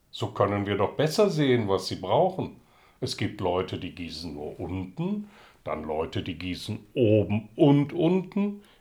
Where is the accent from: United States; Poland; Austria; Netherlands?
Netherlands; now in Berlin, Germany; Aus Holland.